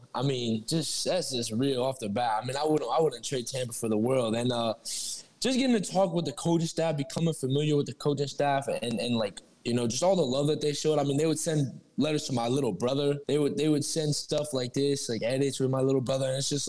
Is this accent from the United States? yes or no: no; Albania; So so I'm from Albania. That's about like that's northeastern Europe. That's a small country. It's where my dad grew up.